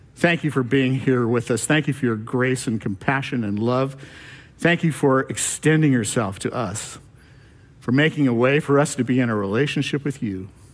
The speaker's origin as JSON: {"language": "English", "region": "California", "country": "United States", "moved": "yes", "said": "I'm from California"}